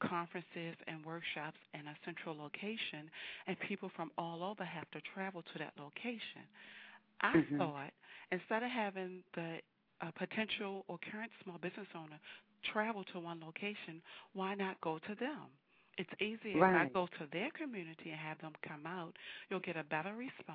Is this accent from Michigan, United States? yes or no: no; Baltimore, Maryland, United States; I am originally from Baltimore, born and raised